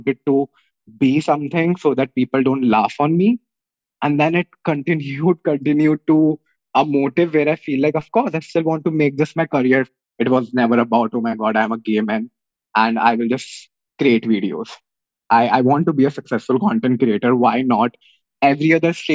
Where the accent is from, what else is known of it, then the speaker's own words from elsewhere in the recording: Meerut, Uttar Pradesh, India; I come from Meerut